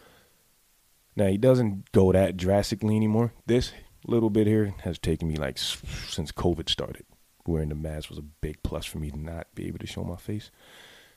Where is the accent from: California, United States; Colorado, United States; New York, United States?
New York, United States; New York City; I was born in the Bronx, raised in the Bronx